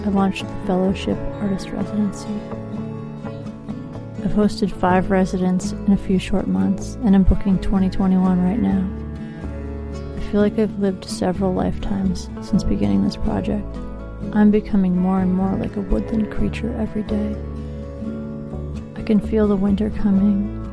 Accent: the Northwest, Pacific Northwest, United States; also born or lived in Seattle; I'm an artist from the Northwest.

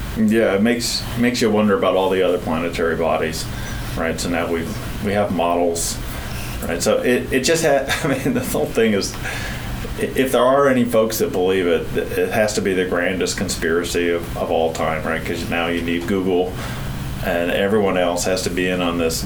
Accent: Port Angeles, Washington, United States; also born or lived in New Mexico; I grew up in Washington State in a little town called Port Angeles.

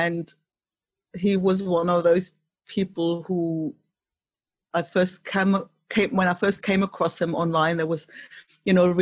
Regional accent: East Germany, Germany; moved away; growing up in East Germany, you know, when the wall was still up

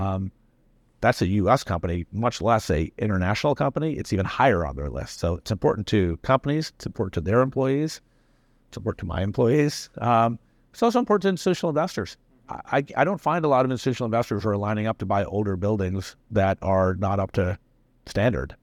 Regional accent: Tennessee, United States; also born or lived in India; I've lived being a minority in the United States growing up in Tennessee.

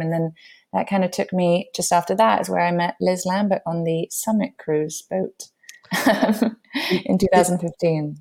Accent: London, United Kingdom; moved away as an adult; also born or lived in New York; my background is I grew up in London

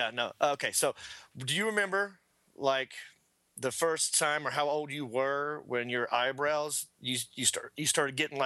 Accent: Hickory, North Carolina, United States; now in Los Angeles, United States; I'm from Hickory

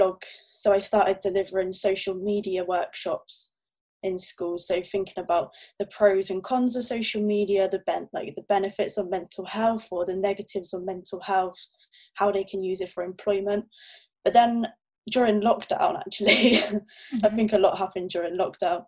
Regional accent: Torquay, South West England, United Kingdom; now in Plymouth, United Kingdom; I'm originally from Torquay in Devon

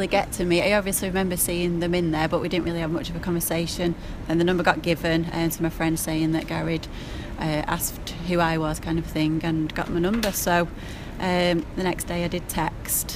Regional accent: Middleton, North West England, United Kingdom; I'm from Middleton

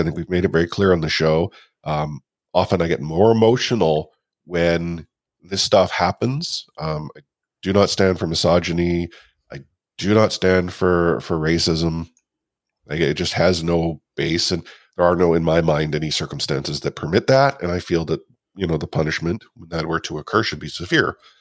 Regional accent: Canada; a older generation Canadian, you know, Caucasian guy

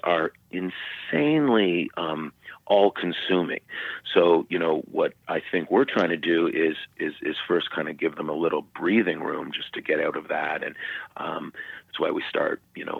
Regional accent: Canada; now in United States; I grew up in Canada, and I'm Canadian. I'm a dual citizen.

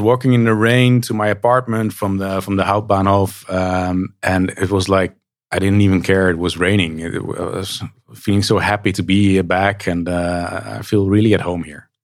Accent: Nijmegen, Gelderland, Netherlands; in Nijmegen, my hometown

